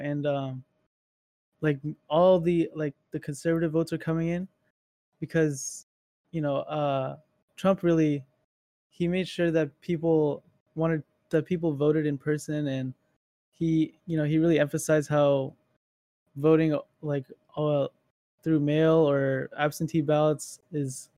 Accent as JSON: {"language": "English", "region": "Northern Virginia", "country": "United States", "tie": "born or raised there", "said": "I was born here in Northern Virginia"}